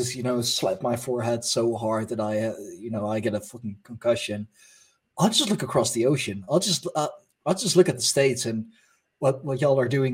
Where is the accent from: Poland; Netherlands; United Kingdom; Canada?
Netherlands; my home country of the Netherlands